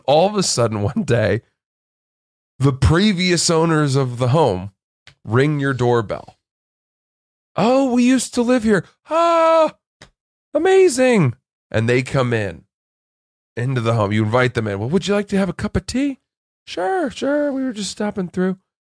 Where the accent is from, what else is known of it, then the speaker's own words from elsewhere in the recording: Atlantic Highlands, New Jersey, United States; also born or lived in Red Bank; I was born in Red Bank, New Jersey.